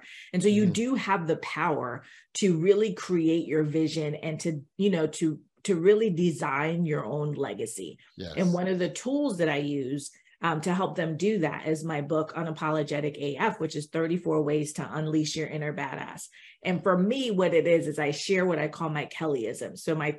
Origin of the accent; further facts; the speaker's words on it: Jamaica; So we were talking before we got on, and we're both Jamaican, and so we, you know, as Jamaicans, they tell us basically, you're going to go to school